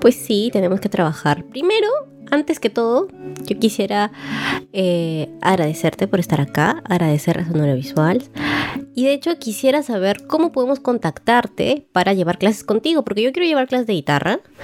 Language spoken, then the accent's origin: Spanish; Cajamarca, Peru; now in Trujillo, Peru; Nací en Cajamarca, pero vivo en Trujillo ahorita